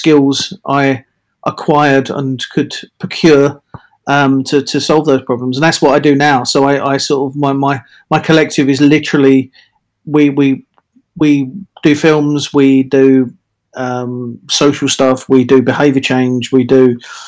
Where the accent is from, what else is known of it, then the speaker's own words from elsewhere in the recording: London, United Kingdom; moved away as an adult; also born or lived in Australia / Manchester; now in Bristol, United Kingdom; I'm in Bristol after being in London, growing up in London and being dragged up in London